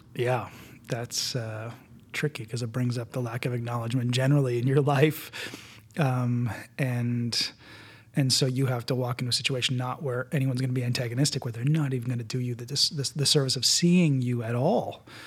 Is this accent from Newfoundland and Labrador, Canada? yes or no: no; Winnipeg, Manitoba, Canada; moved away; I'm from Winnipeg